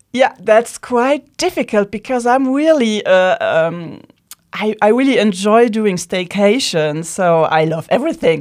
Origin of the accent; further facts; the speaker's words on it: Luxembourg; first language Luxembourgish; English is a second language; I was born in Luxembourg, so I'm a Luxembourgish native